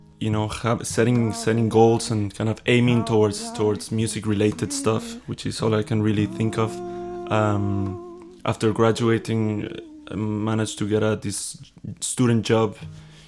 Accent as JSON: {"language": "English", "country": "Guatemala", "tie": "born or raised there", "moved": "as an adult", "lives_now": "Berlin, Germany", "said": "I'm from Guatemala, born in Guatemala, and yeah, been in Berlin for 5 years"}